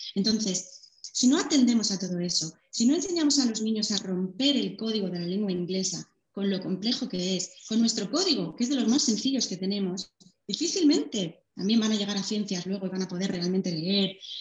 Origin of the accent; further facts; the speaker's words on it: Madrid, Community of Madrid, Spain; moved away as an adult; now in La Rioja, Spain; yo soy de Madrid, ahora vivo en La Rioja